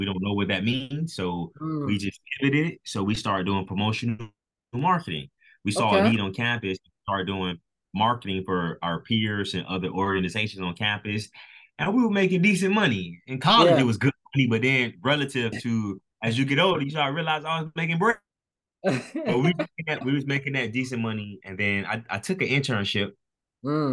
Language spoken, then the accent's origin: English; Miami, Florida, United States; We were born and raised in Miami, Florida. We still live down here.